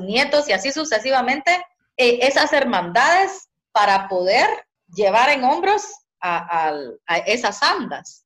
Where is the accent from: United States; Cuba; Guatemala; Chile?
Guatemala; Zacapa; Guatemala, mi tierra, mi país en el que yo nací